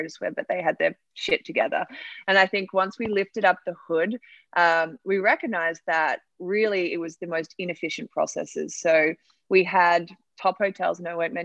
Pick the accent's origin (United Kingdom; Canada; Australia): Australia; moved away as an adult; now in United States; I'm from Australia and I was working in the rideshare industry